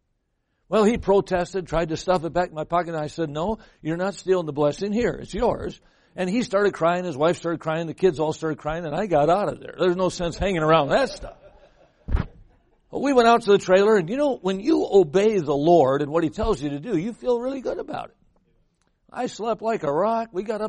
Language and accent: English; Midwest, United States; now in California, United States; I came from the Midwest. I'm here in California.